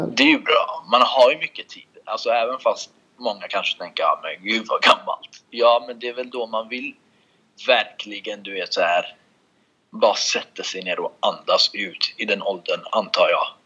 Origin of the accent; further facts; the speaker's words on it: Sweden; moved away as an adult; also born or lived in Russia / Kurdistan; now in Los Angeles, United States; jag är uppvuxen i Sverige, det är jag. Men lite uppvuxen i Ryssland var jag också